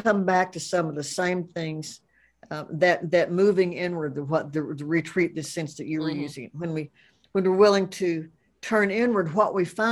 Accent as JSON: {"language": "English", "region": "the rural South", "country": "United States", "said": "I'm from the South, rural or not, but I am from the rural South"}